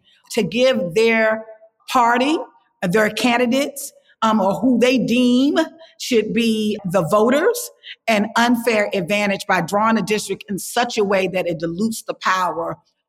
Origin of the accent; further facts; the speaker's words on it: Alabama, United States; my state, my home state of Alabama.